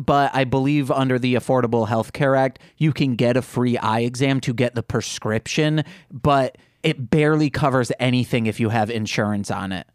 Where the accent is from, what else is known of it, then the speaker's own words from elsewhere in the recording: Midwest, United States; accent: Midwestern; I have a Midwestern accent.